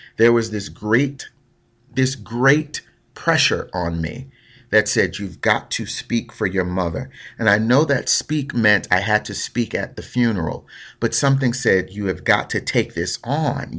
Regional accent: Newark, New Jersey, United States; Born and raised in Newark, New Jersey

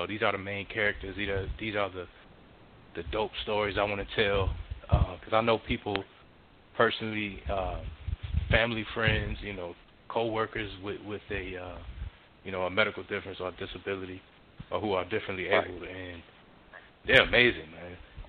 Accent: Miami, Florida, United States; born there; now in Atlanta, United States; I was born in Miami, Florida. I'm a military brat. I live in Atlanta, Georgia right now

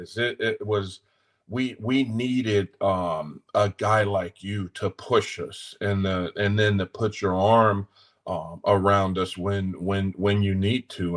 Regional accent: Los Angeles, California, United States; moved away as an adult; also born or lived in Greenville, North Carolina; now in Nashville, United States; I was born and raised in South Central, um, in South Central LA.

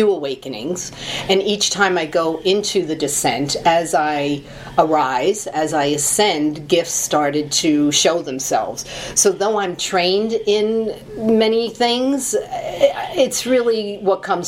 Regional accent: New York City, New York, United States; I was born in Brooklyn. I'm a Brooklyn Italian girl

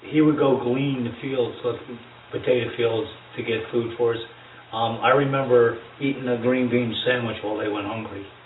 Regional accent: Ewing Township, New Jersey, United States; I grew up in Ewing Township in uh, New Jersey.

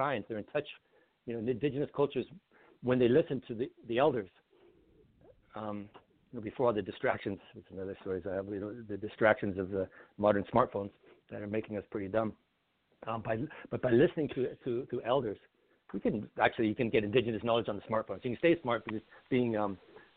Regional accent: Old Crow, Yukon, Canada; Old Crow, where I grew up in Yukon

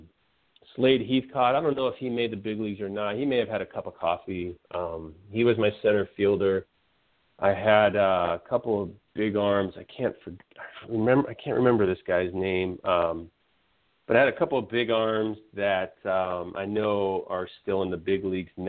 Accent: San Francisco Bay Area, California, United States; now in Florida, United States; I grew up in the San Francisco Bay Area

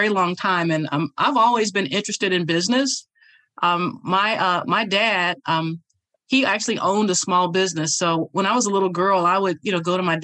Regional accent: Indianapolis, Indiana, United States; now in Georgia, United States; I'm from Indianapolis, Indiana

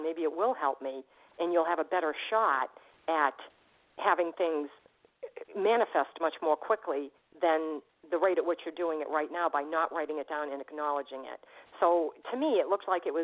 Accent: Boston, Massachusetts, United States; I'm from Boston.

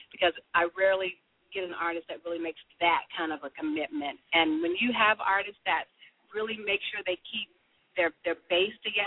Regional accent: Sacramento, California, United States; moved away; Does your audience know I'm from Sacramento?

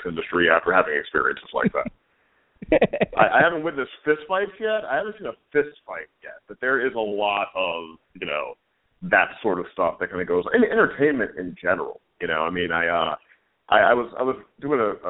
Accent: St. Louis, Missouri, United States; moved away as an adult; also born or lived in New York; now in Los Angeles, United States; I grew up in St. Louis, Missouri, and I was a scholarship kid to like a college prep high school there

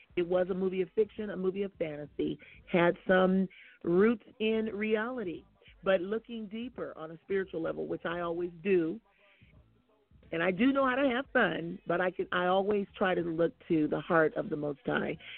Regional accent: Oakland, California, United States; I come from Oakland

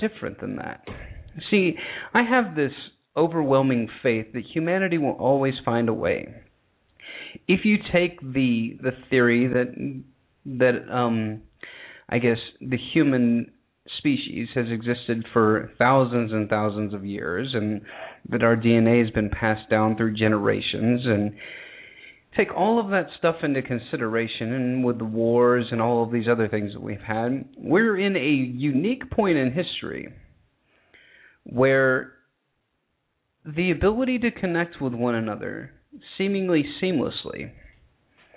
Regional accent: United States; When I grew up in America

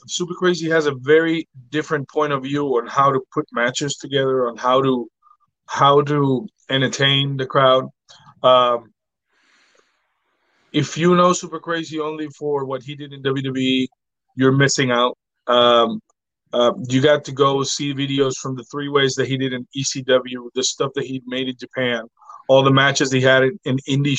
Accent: Puerto Rico; Dynamo Pro was when I came from Puerto Rico and I started wrestling back.

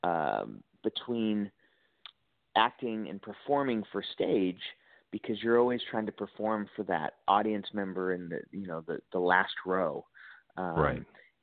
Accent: Chico, California, United States; also born or lived in Santa Barbara, California; I was born in Santa Barbara, but I didn't grow up there. I grew up in Northern California, a small little town, Chico, California

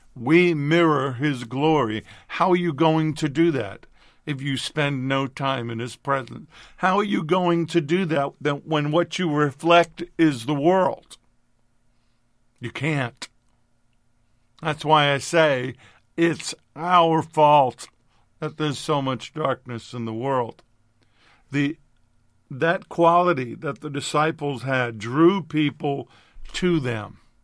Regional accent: New York, United States; I'm a kid from New York. I'm a New York Italian.

